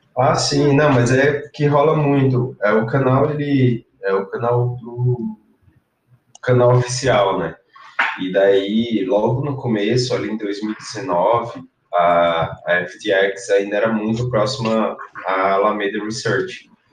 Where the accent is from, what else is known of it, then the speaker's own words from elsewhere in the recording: Paraíba, Brazil; moved away; also born or lived in Ceará / São Paulo / France; eu nasci no Ceará, é, fui criado na Paraíba e depois fui vim para São Paulo